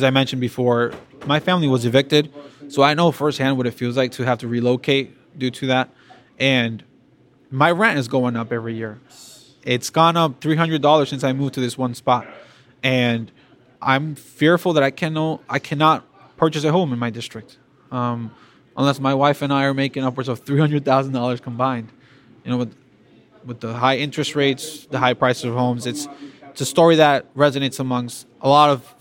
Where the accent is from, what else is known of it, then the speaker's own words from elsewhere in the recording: Boston, Massachusetts, United States; born and raised here in Boston. My parents are from the Dominican Republic originally, and I was raised in Charlestown, Boston